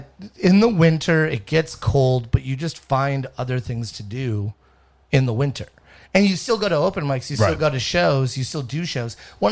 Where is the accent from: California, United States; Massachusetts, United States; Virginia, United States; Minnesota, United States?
Minnesota, United States; Minneapolis; moved away as an adult; also born or lived in New York; now in Los Angeles, United States; I'm from Minneapolis.